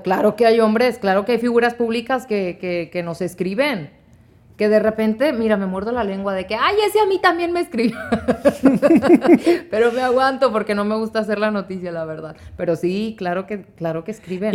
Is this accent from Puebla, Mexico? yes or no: no; Monterrey, Nuevo León, Mexico; moved away; also born or lived in Guanajuato / Sacramento, California / Texas; crecí en Monterrey, pero nací en Guanajuato